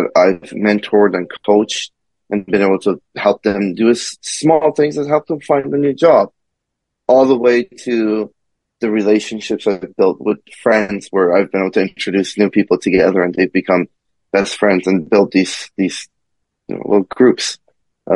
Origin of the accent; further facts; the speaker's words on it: Kentucky, United States; also born or lived in Iran; I grew up in the South, and again, I grew up as an immigrant.